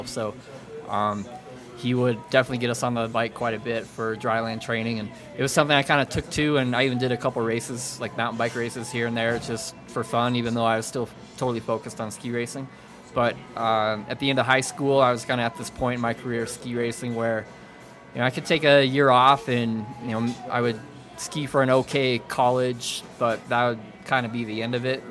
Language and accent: English; Boulder, Colorado, United States; I grew up here in Boulder